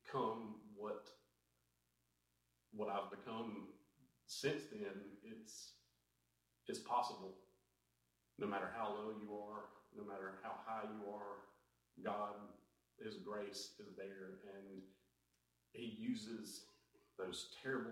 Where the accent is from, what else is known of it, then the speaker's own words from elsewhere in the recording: Dublin, United States; also born or lived in Louisiana; I've lived in Dublin for the better part of 34 years of my life. I grew up in a church here with my family